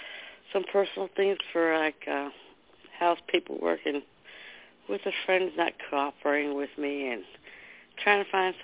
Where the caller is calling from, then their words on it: New Jersey, United States; from New Jersey.